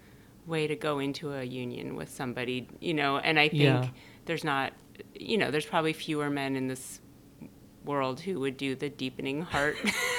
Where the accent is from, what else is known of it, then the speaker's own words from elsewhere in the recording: Denmark; born there; I was born in Denmark. My mother's Danish. My dad is a New Jersey Jew.